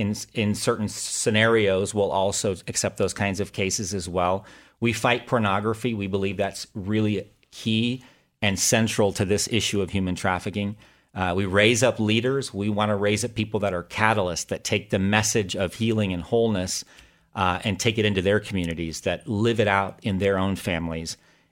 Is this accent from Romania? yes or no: no; Thailand; I was born and raised in Thailand as the son of missionaries.